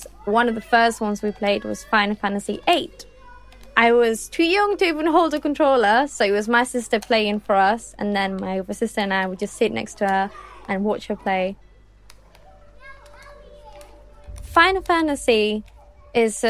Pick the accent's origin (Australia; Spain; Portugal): Spain; I am 24. I am from Spain